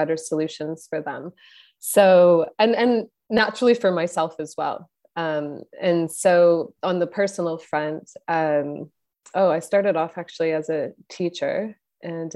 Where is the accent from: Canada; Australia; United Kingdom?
Canada; I'm Canadian